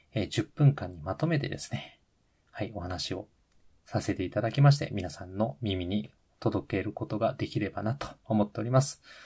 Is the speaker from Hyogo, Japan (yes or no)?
yes; Hyogo, Japan; moved away as an adult; also born or lived in Ishikawa; 兵庫県出身でございます